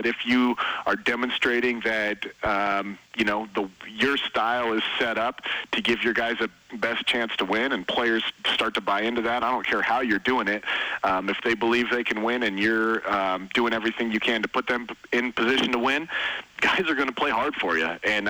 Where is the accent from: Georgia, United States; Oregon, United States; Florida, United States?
Oregon, United States; moved away; also born or lived in Montana; I grew up in Oregon, in Oregon, so my folks were Oregon State people